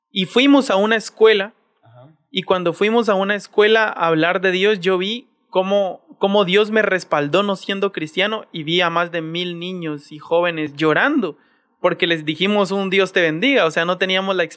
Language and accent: Spanish; Colombia; que intensificar en mi país. Y entonces allá en Colombia siempre ha sido como una formación